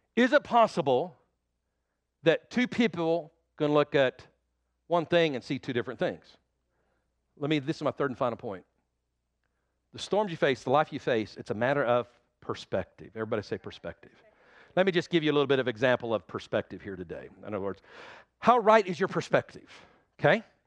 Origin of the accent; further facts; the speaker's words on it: Oklahoma, United States; also born or lived in Texas Panhandle; I've lived in Oklahoma all my life